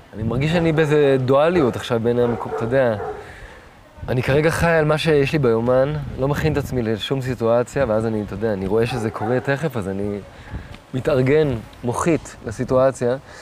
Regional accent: Tel Aviv, Tel Aviv District, Israel; אבל אני לא גדלתי בלינה משותפת, גדלתי בדיזנגוף

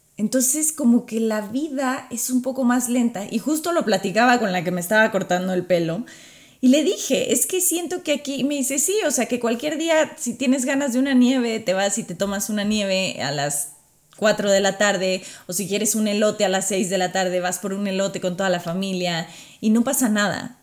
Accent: Mexico; first language Spanish; moved away as an adult; also born or lived in Qatar; now in United States; Ya he estado viviendo fuera de México hace varios años

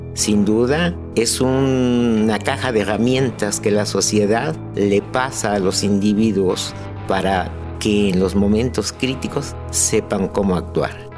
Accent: Ánimas Trujano, Oaxaca, Mexico; Soy originario de la población de Ánimas Trujano, un poblado muy pequeño situado a 7 kilómetros de la ciudad de Oaxaca

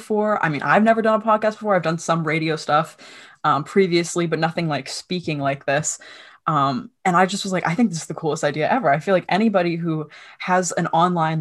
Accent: Allentown, Pennsylvania, United States; I am from Allentown, Pennsylvania

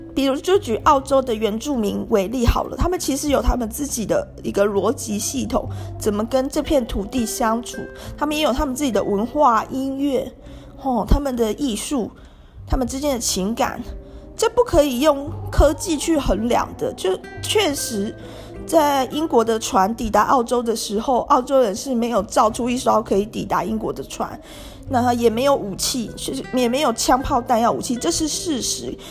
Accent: Taiwan; 我作为一个台湾人， 虽然我生，出生也没有特别富裕， 但是至少我真的从小还没有到要吃不饱饭的地步， 也没有露宿街头过

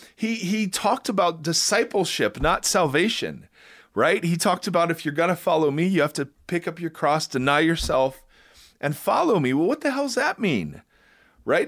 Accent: Ohio, United States; I'm white and I'm from Ohio.

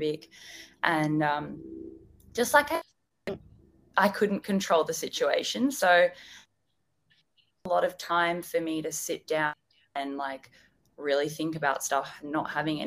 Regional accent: Melbourne, Victoria, Australia; I'm from Melbourne as well

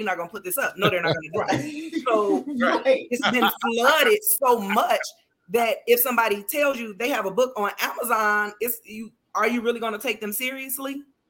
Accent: Chicago, Illinois, United States; So the book is based loosely off of my life. I'm from Chicago.

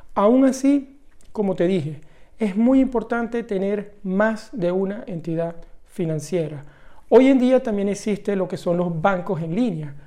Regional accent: Venezuela; Venezuela, el país de donde yo vengo

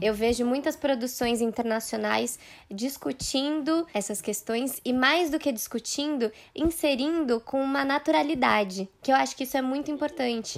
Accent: Brazil; eu sou ocidental, nasci no Brasil

